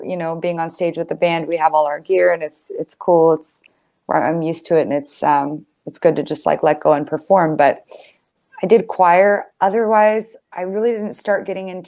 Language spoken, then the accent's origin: English; San Diego, California, United States; I grew up in San Diego